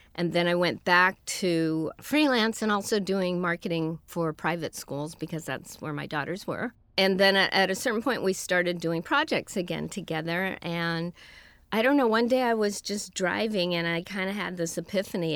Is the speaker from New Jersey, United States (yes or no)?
no; San Francisco, California, United States; moved away as an adult; now in Los Angeles, United States; I was born and raised in San Francisco.